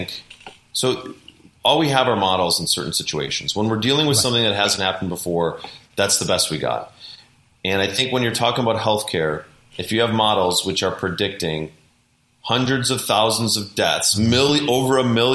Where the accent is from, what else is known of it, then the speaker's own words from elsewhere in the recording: Wisconsin, United States; now in Beverly Hills, United States; I'm from Wisconsin originally